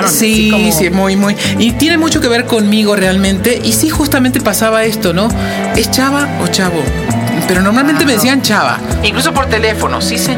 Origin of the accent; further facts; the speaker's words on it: Argentina; now in Mexico City, Mexico; Y esto que soy argentino, ¿eh?